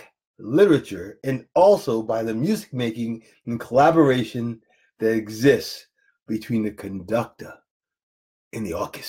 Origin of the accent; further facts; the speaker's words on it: Jacksonville, Florida, United States; I'm from Jacksonville, Florida.